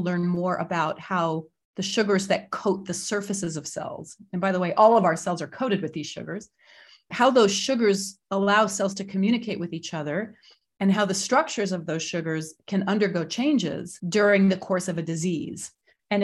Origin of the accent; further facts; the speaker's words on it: Lexington, Massachusetts, United States; also born or lived in Boston; So I am a New Englander. I was born in 1966 in Boston, Massachusetts, and I grew up in a town called Lexington